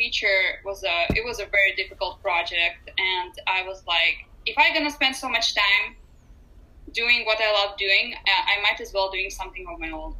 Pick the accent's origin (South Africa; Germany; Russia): Russia; Urals; also born or lived in San Francisco; now in Los Angeles, United States; I also was born and raised in Russia.